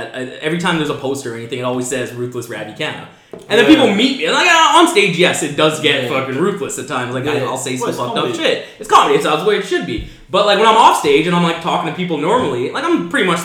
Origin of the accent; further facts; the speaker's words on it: Vancouver, British Columbia, Canada; I was born in Canada. I grew up in Vancouver. I've stayed in the same East Van area for my entire life.